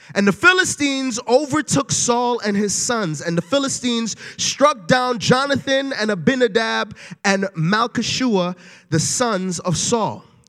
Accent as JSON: {"language": "English", "town": "New York City", "region": "New York", "country": "United States", "moved": "yes", "said": "I am originally from Brooklyn, New York."}